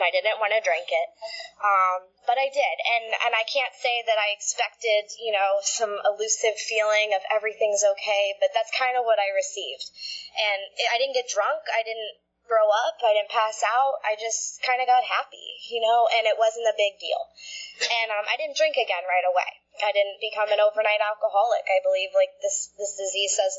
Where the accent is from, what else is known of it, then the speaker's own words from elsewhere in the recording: Florida, United States; also born or lived in Connecticut; we moved down to Florida when I was like 5 or 6